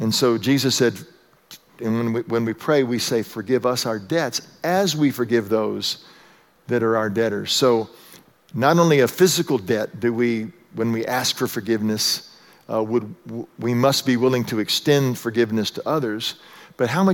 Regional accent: Texas, United States; moved away; I was raised in Texas

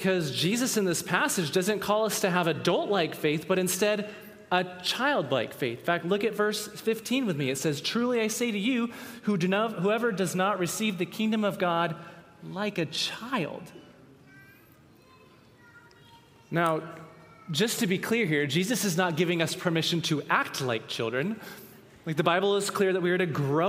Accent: the Northwest, Pacific Northwest, United States; we grew up in the Northwest

